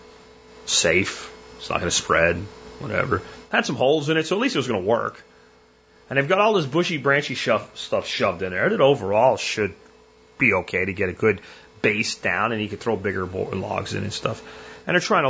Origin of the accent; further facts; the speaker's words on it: Pennsylvania, United States; When I grew up in Pennsylvania